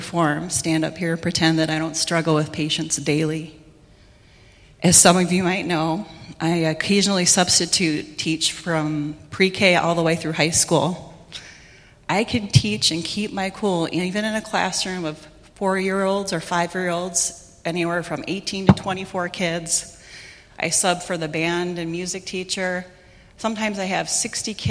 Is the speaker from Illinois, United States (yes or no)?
yes; Chicago, Illinois, United States; I grew up in Chicago where there's a lot of crazy traffic, a lot of crazy people